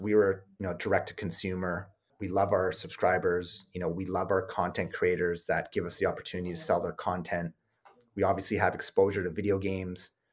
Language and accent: English; Canada; we're Canadian